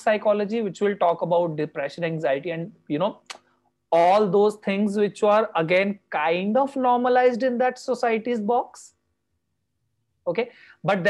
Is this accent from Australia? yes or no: no; India; I come from India, which still does not accept LGBT